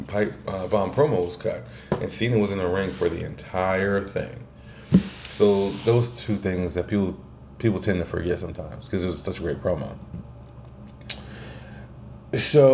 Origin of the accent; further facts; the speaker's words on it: the South, United States; I was from the South. I'm from the South